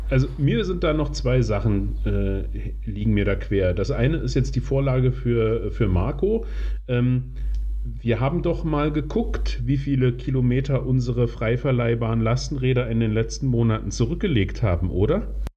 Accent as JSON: {"language": "German", "town": "Magdeburg", "region": "Saxony-Anhalt", "country": "Germany", "tie": "born or raised there", "said": "in meiner Heimatstadt äh, Magdeburg"}